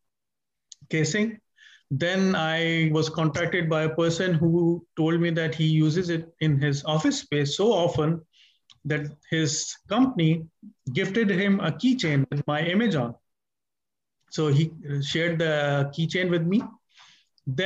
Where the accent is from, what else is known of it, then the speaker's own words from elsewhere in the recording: Pakistan; I'm a Pakistani